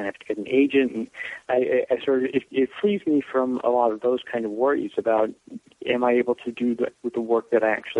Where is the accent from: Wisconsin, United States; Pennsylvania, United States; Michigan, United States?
Wisconsin, United States; Brown Deer; also born or lived in Los Angeles; I've been in Milwaukee in Brown Deer, where I grew up, which is a suburb on the north side of the city.